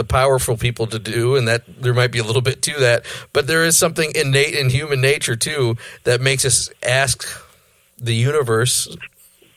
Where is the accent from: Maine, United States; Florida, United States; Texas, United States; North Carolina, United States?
Maine, United States; I'm from Maine